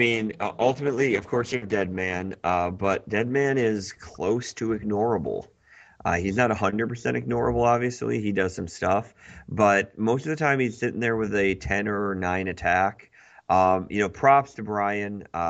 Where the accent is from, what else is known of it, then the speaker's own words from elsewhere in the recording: Grand Rapids, Michigan, United States; I'm from Grand Rapids. There's exclusively white people here, so unfortunately I've never learned anything of how to pronounce other people's names.